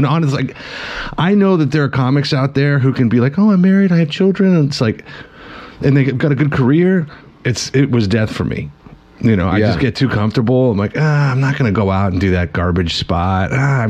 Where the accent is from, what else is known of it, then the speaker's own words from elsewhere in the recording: Scotland, United Kingdom; I'm probably a little Irish, you know? Yeah. Like, I'm Scottish.